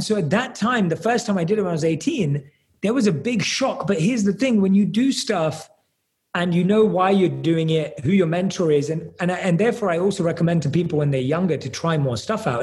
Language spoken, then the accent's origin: English; London, United Kingdom; I was born and raised in London